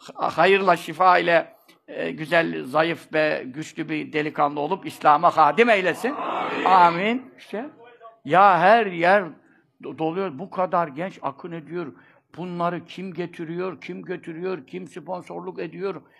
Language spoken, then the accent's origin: Turkish; Istanbul, Turkey; Ben burada doğdum. Çarşambanın göbeğinde ev yıkıldı şimdi. Ee, tekkenin, kovacı, e, Lokmacı dede tekkesinin bahçesinde doğdum. Kabirler orada yatırlar. Orada doğdum. Ve bu yaşa geldim